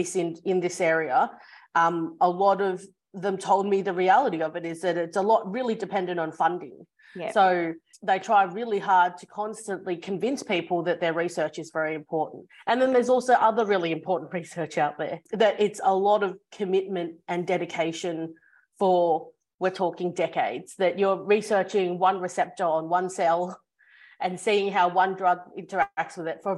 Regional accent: Australia; also born or lived in Hong Kong; So I was born in Hong Kong. That's where my family's background is. And then I moved to Australia when I was two.

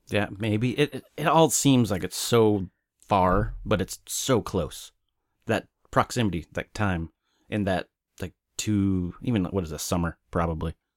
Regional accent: Oklahoma City, Oklahoma, United States; also born or lived in Wichita, Kansas; I moved from Kansas when I was eight or nine to Oklahoma City

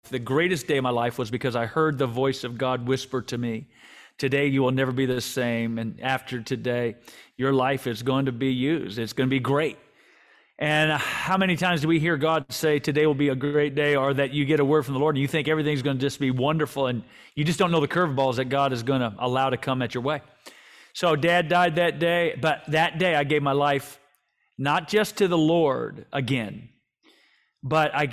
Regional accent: Vancouver, British Columbia, Canada; born there; I was born in Vancouver when he was the head coach with the BC Lions.

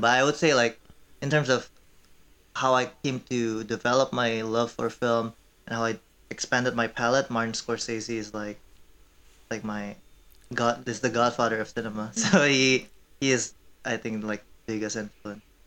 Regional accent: Indonesia; moved away as an adult; also born or lived in Korea; now in Madison, United States; I am Korean, but I grew up in Indonesia from since I was five years old

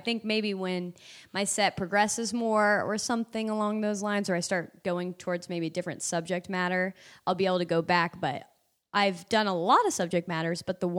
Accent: Indiana, United States; I hesitate to even go back home to do comedy. I've been asked by clubs there, and my hometown even has a comedy club. But I haven't gone back because my whole entire set is about Indiana.

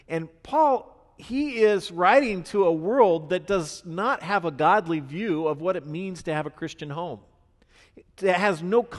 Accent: Ireland; I'm Irish, so it's not so weird to me

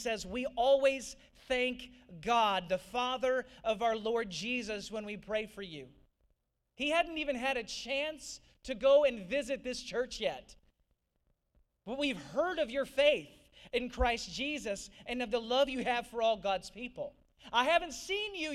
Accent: St. Louis, Missouri, United States; moved away as an adult; also born or lived in Nashville, Tennessee; now in Georgia, United States; I grew up in St. Louis. I'm a Midwesterner at heart, I'm Midwestern in skin

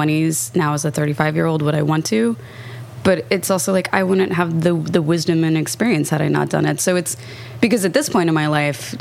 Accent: Kansas, United States; I grew up in Kansas

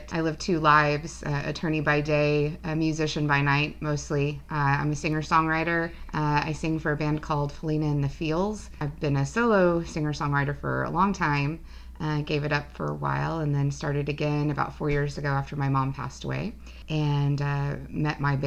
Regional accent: Guymon, Oklahoma, United States; I grew up in Guymon, Oklahoma. Small town

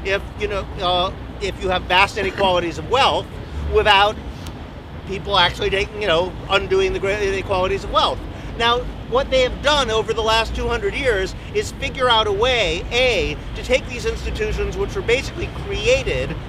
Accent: United States; I come from the United States

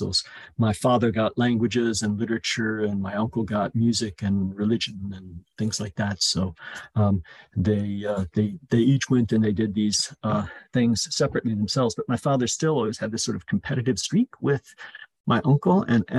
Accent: Chicago, Illinois, United States; born there; also born or lived in Italy / England; I was born in Chicago, but we moved to Italy and then England when I was a little child, and then back to America

